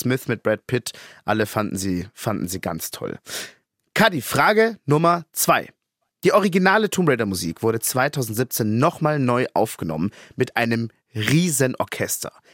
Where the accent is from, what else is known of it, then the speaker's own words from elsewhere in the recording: Munich, Bavaria, Germany; Als Münchner